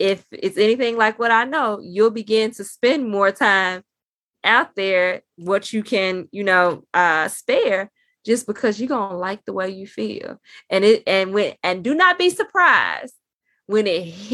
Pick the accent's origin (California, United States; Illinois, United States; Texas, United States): Illinois, United States; Chicago; I'm from Chicago